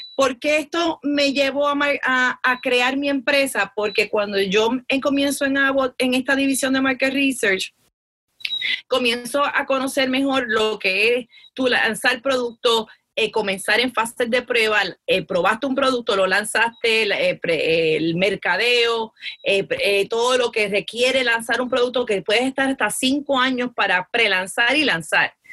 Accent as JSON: {"language": "Spanish", "town": "Arecibo", "country": "Puerto Rico", "tie": "born or raised there", "said": "soy natural de Arecibo"}